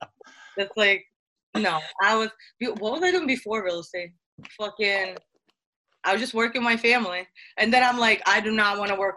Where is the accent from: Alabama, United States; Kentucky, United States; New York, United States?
New York, United States; Brooklyn; Coney Island.